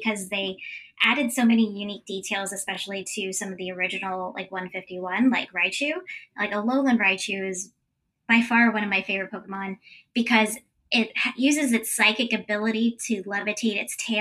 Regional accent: Florida, United States; growing up in Florida, I have three older brothers.

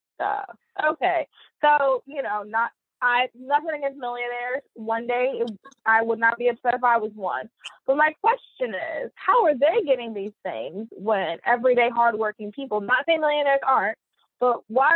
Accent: Charlotte, North Carolina, United States; moved away as an adult; also born or lived in New Jersey / Virginia Beach; I'm born and raised in Charlotte

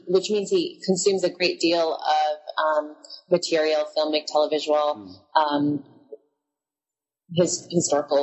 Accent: Philippines; now in Hawaii, United States; growing up in the Philippines, because that's where I spent my childhood

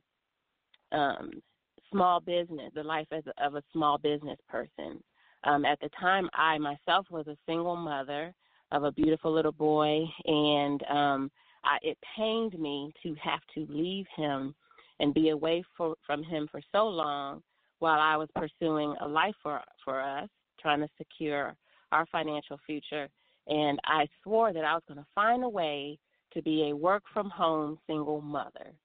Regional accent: Maryland, United States; moved away as an adult; now in Smyrna, Georgia, United States; I'm originally from the Mid-Atlantic region. I grew up in Maryland

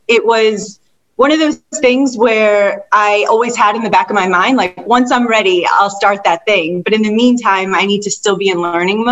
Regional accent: Detroit, Michigan, United States; the area I grew up in Detroit was predominantly Caucasian

